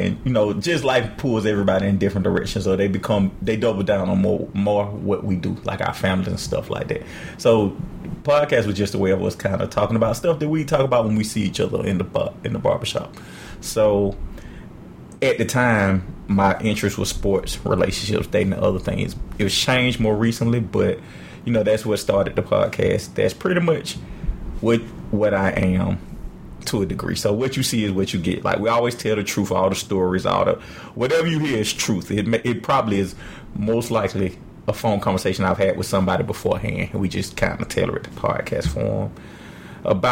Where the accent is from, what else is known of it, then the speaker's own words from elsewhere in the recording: Atlanta, Georgia, United States; I am born and raised in Atlanta.